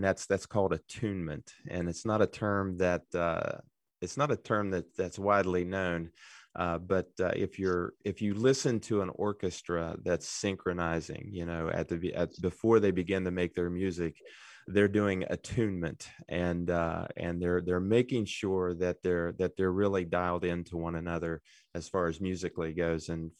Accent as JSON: {"language": "English", "town": "Good Hope", "region": "West Virginia", "country": "United States", "tie": "born or raised there", "said": "I'm a local boy. I grew up in Good Hope, West Virginia. If people know where that is, near Jane Lou, yeah."}